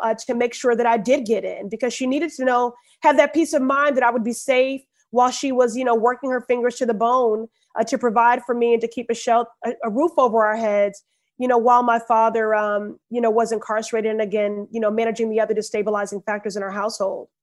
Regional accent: Chicago, Illinois, United States; moved away as an adult; also born or lived in Ohio; now in Boston, United States; growing up in Chicago

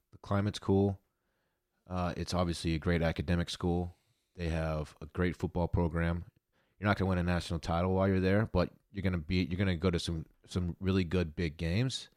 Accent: Texas, United States; I'm from Texas

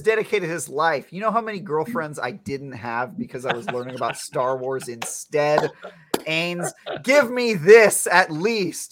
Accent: East Bay, Northern California, United States; I grew up in uh, East Bay, NorCal

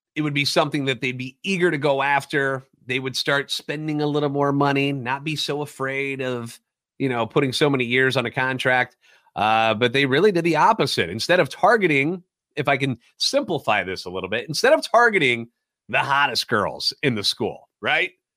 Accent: St. Louis, Missouri, United States; Born and raised in the Lou, and a lifetime Cardinals fan.

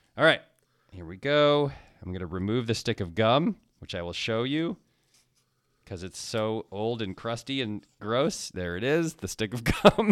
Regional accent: Ann Arbor, Michigan, United States; I was born in Ann Arbor. I'm a Michigan guy

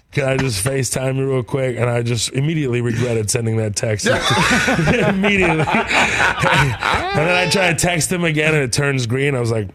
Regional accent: Texas, United States; I'm from Texas.

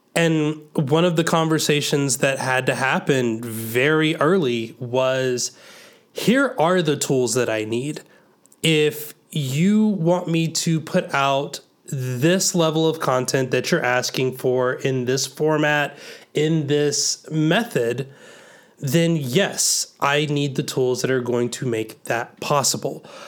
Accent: the South, United States; growing up in the South, I think I had a different kind of church organ

